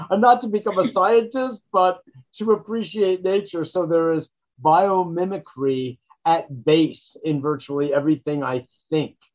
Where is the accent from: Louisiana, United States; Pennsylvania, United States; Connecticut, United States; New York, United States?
New York, United States; New York City; born there; I was born in New York City, in Queens, actually.